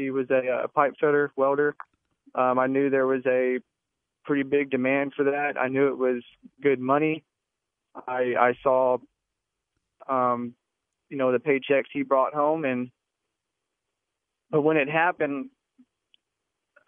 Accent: Texas, United States; I'm from Texas

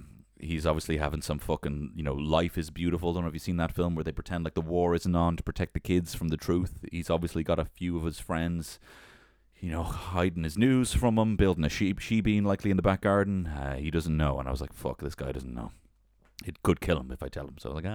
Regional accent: Carlow, Leinster, Ireland; I'm from Carlo. Hey, I'm from Carlo in Ireland, and I'm technically Irish.

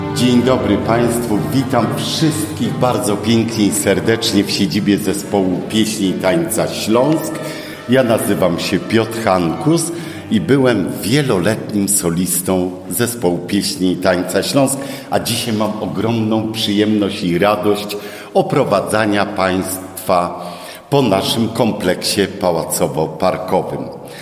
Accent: Bielsko-Biała, Silesian Voivodeship, Poland; also born or lived in Koszęcin; Ja urodziłem się w Bielsku Białej, czyli u mnie się nie godo

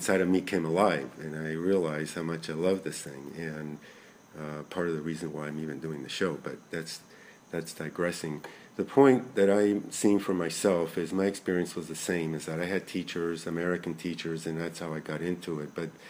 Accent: Buenos Aires, Argentina; moved away; I grew up in Buenos Aires

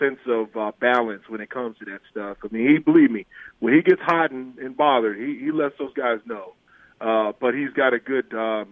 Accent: Illinois, United States; this is my home state now

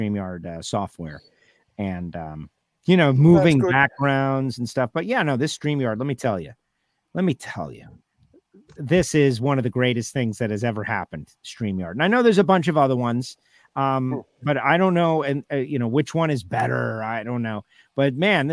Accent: United States; we're American

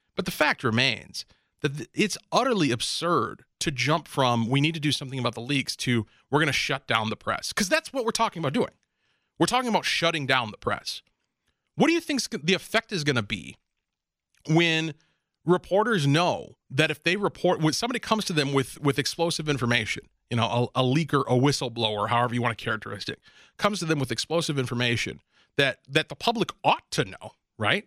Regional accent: Minnesota, United States; my hometown here in Minnesota

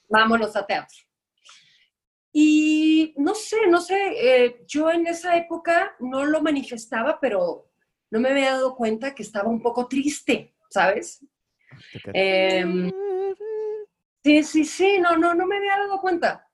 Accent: Guadalajara, Jalisco, Mexico; moved away as an adult; now in Mexico City, Mexico; yo soy tapatía, eh, estuve allá 29 años de mi vida

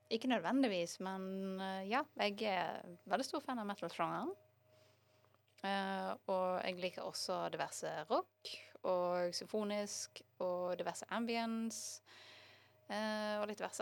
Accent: Bergen, Vestland, Norway; jeg har bare bodd i Bergen

